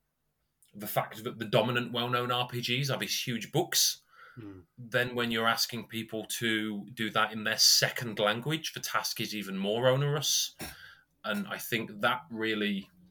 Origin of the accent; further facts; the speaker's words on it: Chester, North West England, United Kingdom; also born or lived in North Wales; A mix of North Wales and Chester, where I live now via a circuitous route